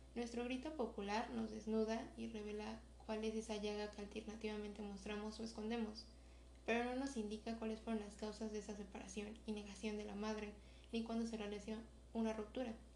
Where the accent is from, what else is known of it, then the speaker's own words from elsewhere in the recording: Mexico; como mexicanos